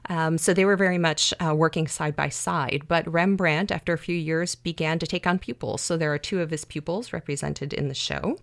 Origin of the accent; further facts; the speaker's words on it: outside of Chicago, Illinois, United States; a 16 year old high school girl yeah. growing up outside of Chicago